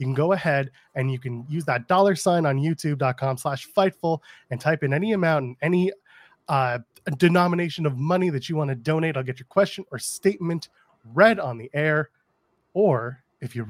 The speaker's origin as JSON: {"language": "English", "country": "Canada", "said": "I'm a Canadian"}